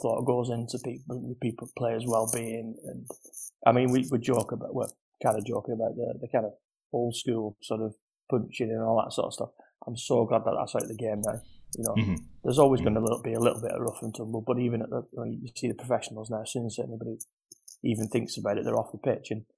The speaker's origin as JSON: {"language": "English", "town": "Wigan", "region": "North West England", "country": "United Kingdom", "said": "I'm from Wigan"}